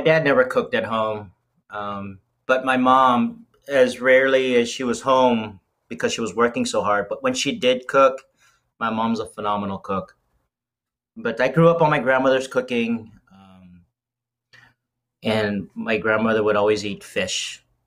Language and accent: English; Las Vegas, Nevada, United States; moved away as an adult; also born or lived in Southern California; now in Cincinnati, United States; originally from born in Southern California um, spent the majority of my life in Las Vegas